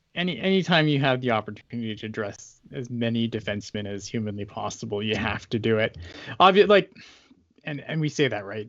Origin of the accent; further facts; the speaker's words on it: Canada; I'm Canadian.